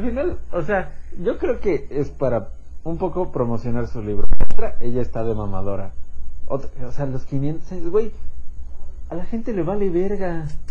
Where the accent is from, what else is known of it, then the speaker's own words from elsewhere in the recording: Mexico; nos define como mexicanos